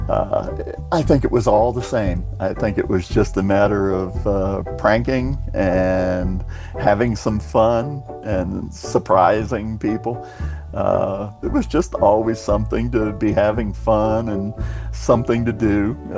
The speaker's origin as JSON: {"language": "English", "town": "Clearwater", "region": "Florida", "country": "United States", "tie": "born or raised there", "said": "I'm from Clearwater, Florida. Spent most all of my life there."}